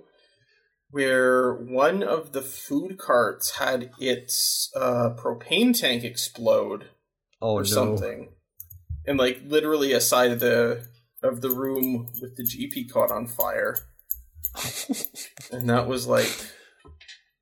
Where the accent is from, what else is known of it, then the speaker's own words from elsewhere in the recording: Toronto, Ontario, Canada; moved away; also born or lived in Finland; I'm originally from Canada, from the Toronto area